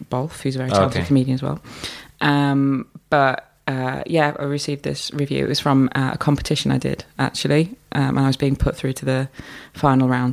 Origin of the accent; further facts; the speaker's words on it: Hull, Yorkshire and the Humber, United Kingdom; moved away; my life growing up in Hull